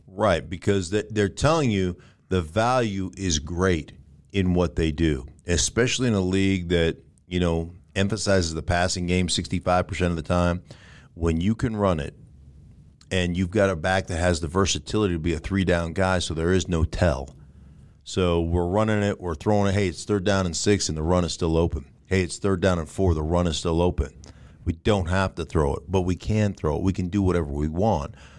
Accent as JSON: {"language": "English", "town": "Anchorage", "region": "Alaska", "country": "United States", "tie": "born or raised there", "moved": "yes", "lives_now": "Denver, United States", "said": "I grew up in Anchorage, Alaska"}